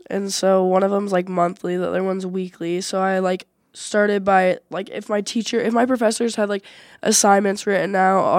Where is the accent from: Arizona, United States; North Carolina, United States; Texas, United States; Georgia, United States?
Arizona, United States; Mesa; moved away; I'm a student athlete. I play soccer. I'm a goalkeeper. And then I'm from Mesa, Arizona.